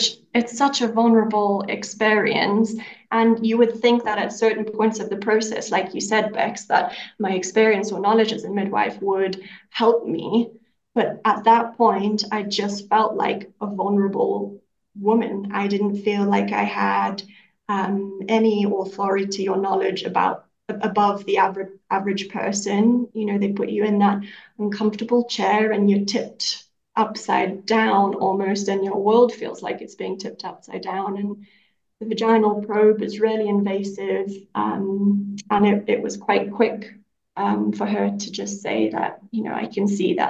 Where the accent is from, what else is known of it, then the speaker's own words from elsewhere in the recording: Zimbabwe; moved away as an adult; also born or lived in United Kingdom / New Zealand; we're in Zimbabwe now because this is where I'm from. Originally, I was born here, lived my life here, and then we're living in the UK up until recently.